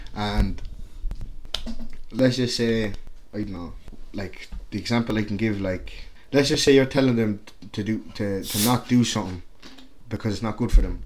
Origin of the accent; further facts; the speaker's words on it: Carlow, County Carlow, Ireland; also born or lived in Angola; I, I grew up in Carlow, obviously. That's just like small town Ireland